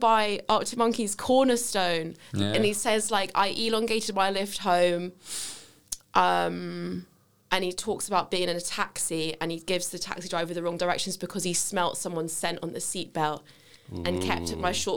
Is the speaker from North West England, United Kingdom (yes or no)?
no; London, United Kingdom; accent: southwest London; moved away; I'm from Wimbledon originally, so it's very southwest wanky